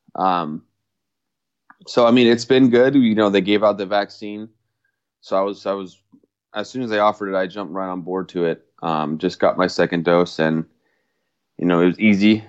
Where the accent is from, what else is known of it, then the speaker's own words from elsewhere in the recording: Mission Viejo, California, United States; I was, uh, born and raised in California, Mission Viejo